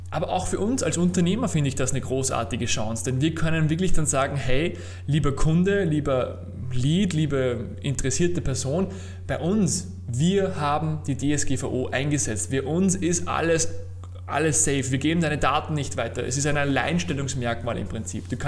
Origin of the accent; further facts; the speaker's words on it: Austria; Naja, bei uns in Österreich zum Beispiel gibt es eine Verordnung von 2000